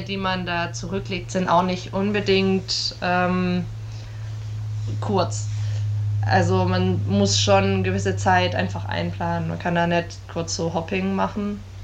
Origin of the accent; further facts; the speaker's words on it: Germany; als Europäer oder als Deutsche